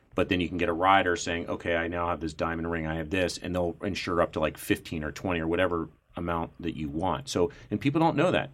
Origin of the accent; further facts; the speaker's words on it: Columbus, United States; I grew up in Columbus.